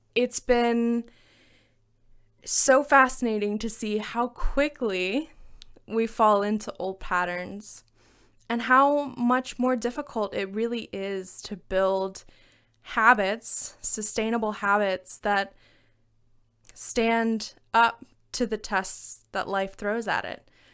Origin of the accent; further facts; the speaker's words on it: Alabama, United States; moved away; my home state of Alabama.